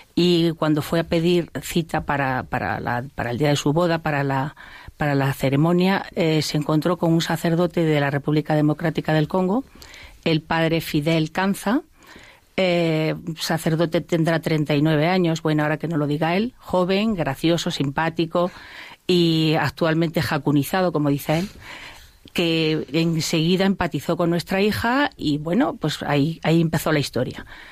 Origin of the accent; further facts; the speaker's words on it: Spain; yo soy española